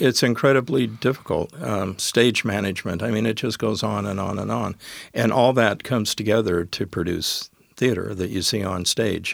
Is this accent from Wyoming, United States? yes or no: yes; Wyoming, United States; moved away as an adult; also born or lived in Colorado / Gig Harbor, Washington; now in Tacoma, United States; when I moved back to my home state, which was Wyoming